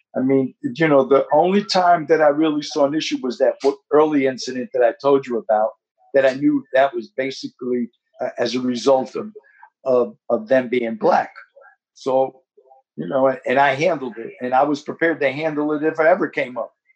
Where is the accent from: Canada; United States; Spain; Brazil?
United States; Newark, New Jersey; moved away; was born and raised in the Ironbound section of Newark